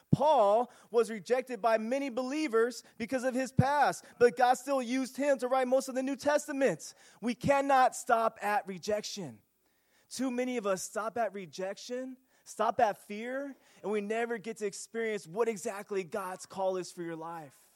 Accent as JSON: {"language": "English", "town": "Union City", "country": "United States", "tie": "born or raised there", "said": "growing up in Union City"}